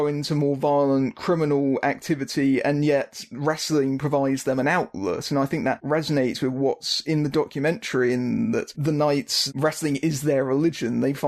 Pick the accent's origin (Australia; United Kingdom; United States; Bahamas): United Kingdom; I'm British.